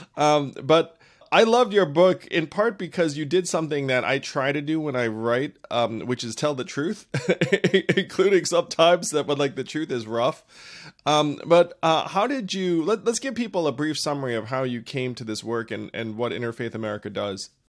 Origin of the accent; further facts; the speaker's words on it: upstate New York, United States; I grew up in an upstate New York town that was predominantly, almost exclusively white